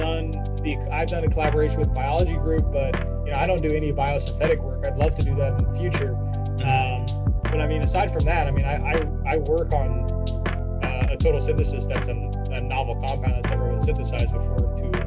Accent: Indiana, United States; my dad went to school down here and I'm from Indiana

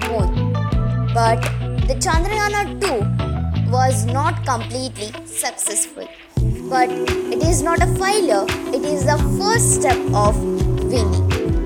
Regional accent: Karnataka, India; I'm from Karnataka, which is situated in India.

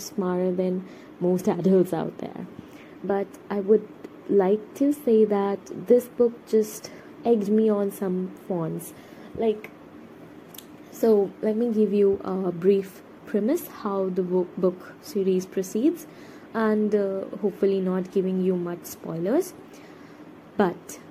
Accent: India; I am a Indian person

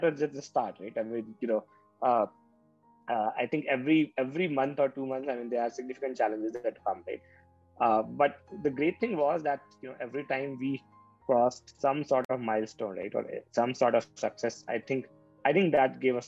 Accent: Patna, Bihar, India; I'm from Patna, Bihar

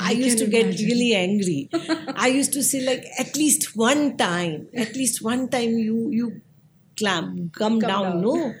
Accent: Mumbai, Maharashtra, India; moved away as an adult; now in Mhaswad, India; I was born and raised in Mumbai. Mm-hmm. And I was raised in the Mumbai in a very vibrant area that is called Nal Bazaar.

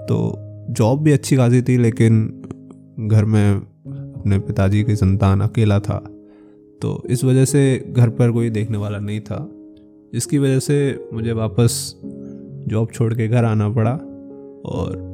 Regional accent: Uttar Pradesh, India; और मैं उत्तर प्रदेश के एक छोटे से ज़िले का निवासी हूँ

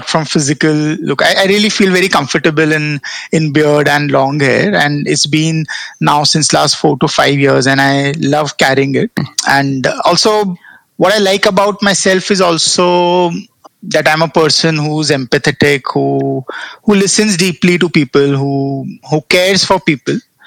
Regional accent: North India, India; Baniyas are I mean, we are from North India

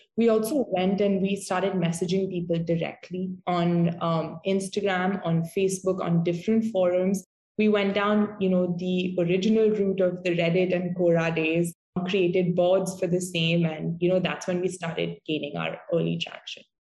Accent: Mumbai, Maharashtra, India; I'm from Mumbai

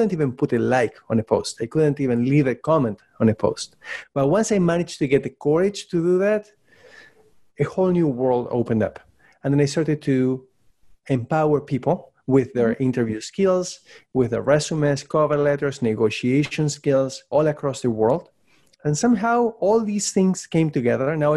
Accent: Buenos Aires, Argentina; English is a second language; moved away as an adult; also born or lived in Prince Edward Island, Canada; now in Canada; I was born and raised in Buenos Aires, Argentina, in case you were wondering about my accent.

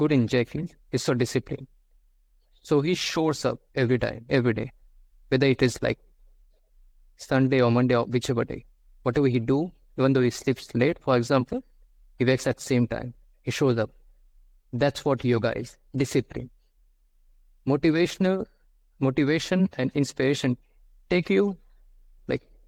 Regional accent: India; I'm from India

